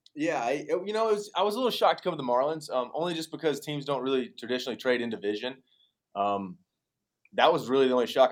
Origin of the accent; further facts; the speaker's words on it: Tuscaloosa, Alabama, United States; my hometown Tuscaloosa